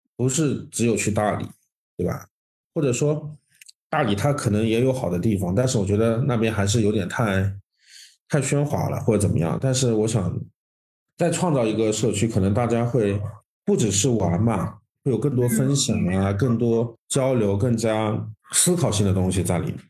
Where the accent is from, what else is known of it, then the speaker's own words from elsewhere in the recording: Zhejiang, China; 我们浙江人